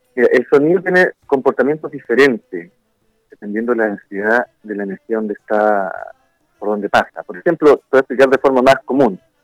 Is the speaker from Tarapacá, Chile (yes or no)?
no; Concepción, Biobío, Chile; now in Valparaíso, Chile; Originalmente yo soy de Concepción, ahí nacido y bien criado